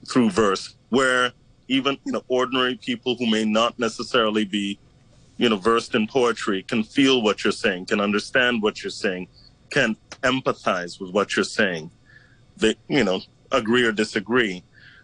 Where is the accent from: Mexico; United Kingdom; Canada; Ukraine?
Canada; moved away as an adult; now in Hong Kong; I'm a Canadian who's been here for 16 years